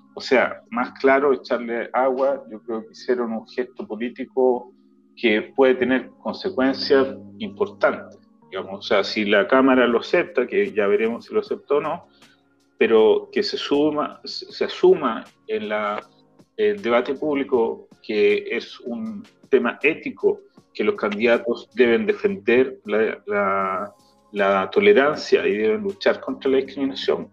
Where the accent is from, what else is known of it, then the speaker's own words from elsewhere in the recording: Viña del Mar, Valparaíso, Chile; moved away; soy porteño de corazón que crecí en Viña, mi familia porteña y mi vida como adolescente y joven fue Valparaíso.